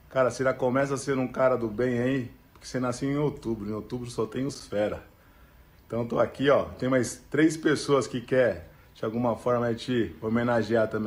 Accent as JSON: {"language": "Portuguese", "town": "Osasco", "region": "São Paulo", "country": "Brazil", "tie": "born there", "said": "eu nasci em Osasco, tive a oportunidade, graças a Deus, ali de conviver com grandes pessoas."}